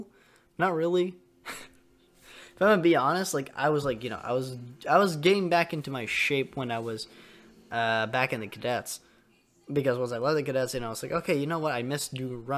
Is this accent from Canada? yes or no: yes; Canada; I'm Canadian